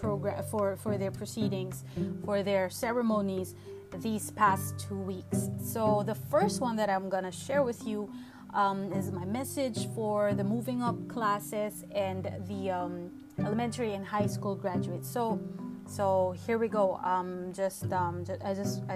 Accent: Santa Cruz, Calabarzon, Philippines; That's where I took my elementary and high school in Santa Cruz, Laguna

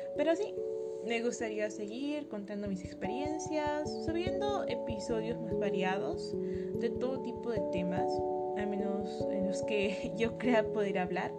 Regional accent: Peru; yo soy peruana

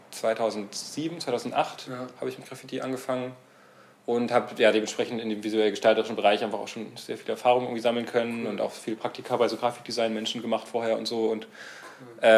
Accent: Stralsund, Mecklenburg-Vorpommern, Germany; now in Leipzig, Germany; Also ich komme, äh, beziehungsweise ich bin in Stralsund aufgewachsen

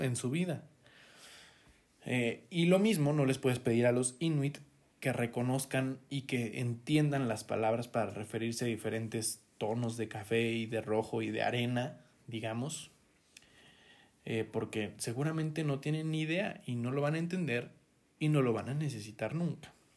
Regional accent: Mexico; cómo somos los mexicanos

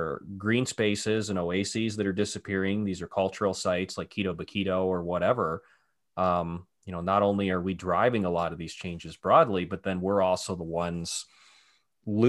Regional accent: Cleveland, Ohio, United States; moved away; I grew up in Cleveland

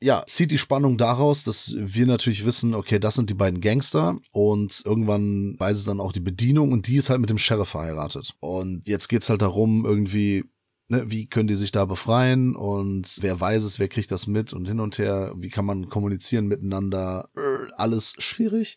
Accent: Portugal; ich bin Portugiese

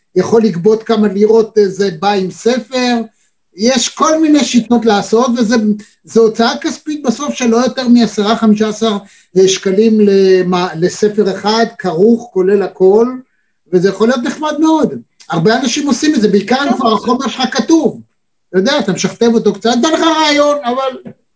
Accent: Israel; אני כישראלי

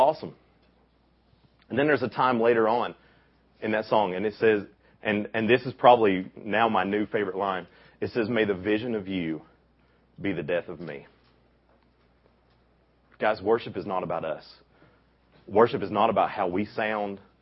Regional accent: Bristol, Tennessee, United States; I grew up in Bristol.

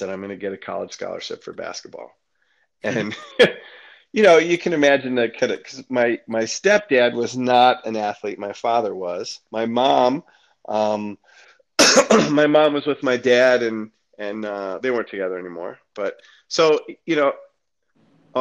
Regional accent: Detroit, Michigan, United States; growing up in Detroit

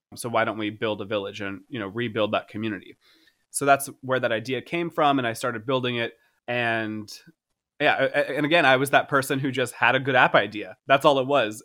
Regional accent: Boca Raton, Florida, United States; I was born, I was born in Florida. I was like, I'm, like, I don't know, I was born in Boca Raton

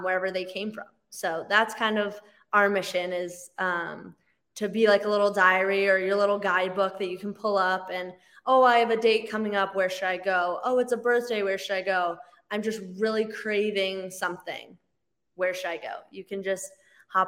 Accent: Chicago, Illinois, United States; also born or lived in Veracruz, Mexico; now in Denver, United States; I actually grew up in Chicago, so I am a transplant to Denver

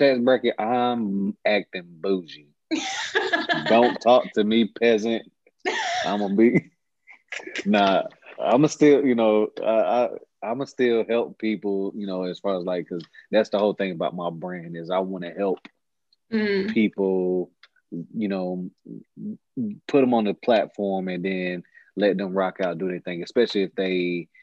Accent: Fayetteville, North Carolina, United States; I'm from Fayetteville

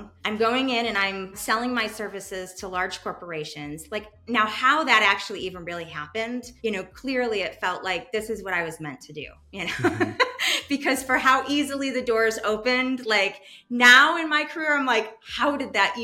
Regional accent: East Coast, United States; moved away as an adult; also born or lived in Madison, Wisconsin; now in Chicago, United States; I'm originally from the East Coast

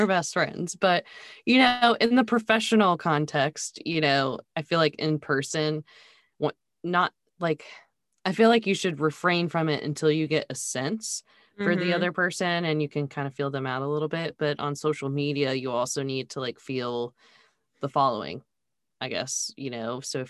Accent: Charlotte, North Carolina, United States; born or raised there

